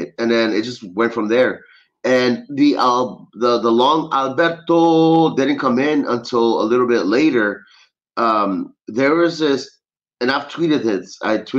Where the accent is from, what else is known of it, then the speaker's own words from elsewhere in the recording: Los Angeles, California, United States; I'm from Los Angeles originally